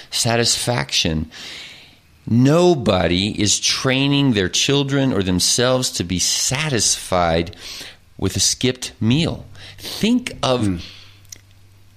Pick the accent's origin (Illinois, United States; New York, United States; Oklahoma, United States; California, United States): Oklahoma, United States; moved away; I grew up in Oklahoma. I am an Oklahoman.